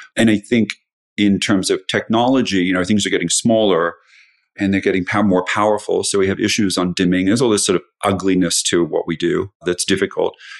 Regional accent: Australia; moved away as an adult; now in United States; I grew up in Australia and I moved to the U S for love that didn't work out

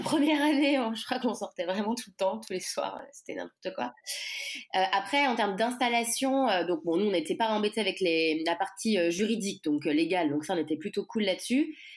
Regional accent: Nantes, Pays de la Loire, France; moved away as an adult; also born or lived in Angers / Paris / New York; je suis originaire euh, de Nantes

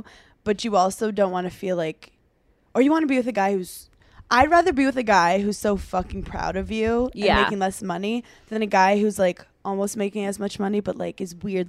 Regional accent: Brooklyn, New York, United States; I'm from Brooklyn. That's like where basketball originated. But like my grandpa used to coach basketball in schools in Brooklyn. So anyway, I was born around it.

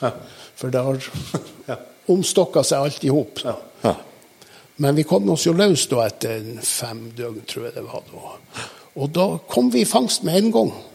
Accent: Balsfjord, Troms, Norway; det er sånn i Balsfjorden, indre Balsfjord, der jeg kommer ifra

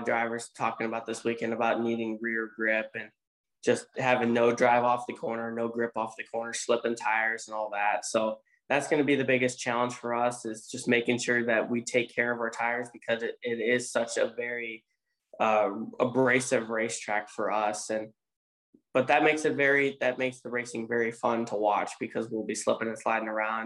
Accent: Road America, Wisconsin, United States; my hometown race, or home track at least

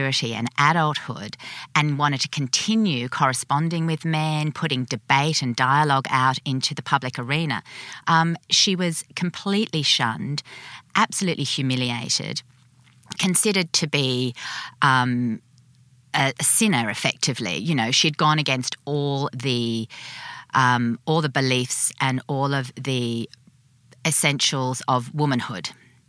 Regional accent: Sydney, New South Wales, Australia; I'm born and bred in Sydney

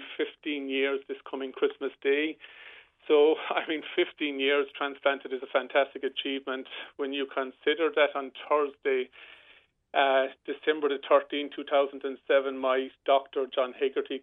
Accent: Rosscarbery, Munster, Ireland; I grew up here in Roscarbery playing football

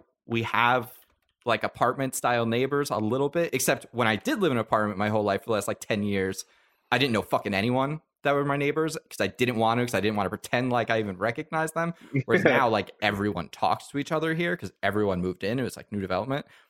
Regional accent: Long Island, New York, United States; growing up on Long Island

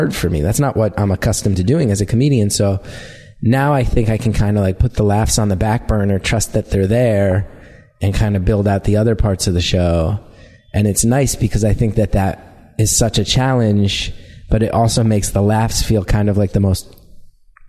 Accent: New York, United States; being a New Yorker

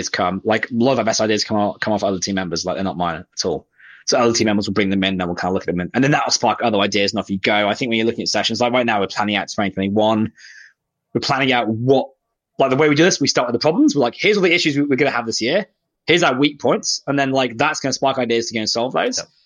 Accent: United Kingdom; now in Australia; I'm British. I moved to Australia so I could um, disappear off the radar completely.

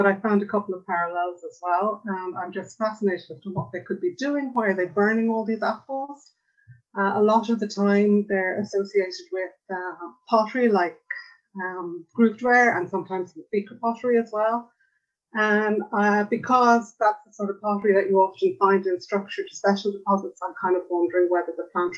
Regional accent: Ireland; I'm an Irish archaeologist.

